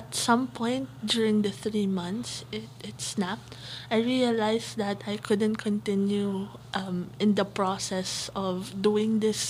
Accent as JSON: {"language": "English", "country": "Philippines", "said": "I'm from the Philippines, so I behave in the Philippine environment."}